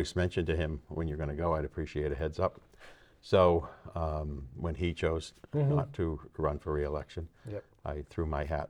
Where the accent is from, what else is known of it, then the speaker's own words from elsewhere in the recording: Marlborough, Massachusetts, United States; I grew up in Marlboro, and I grew up in a family which a variety of people served on appointed or elected positions.